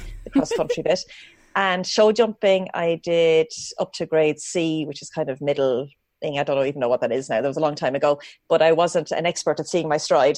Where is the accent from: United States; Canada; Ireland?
Ireland; Dublin, Leinster; accent: culchy (Irish country accent); I was born in Dublin, hence the accent. we call a culchy accent, which is a country accent in Ireland.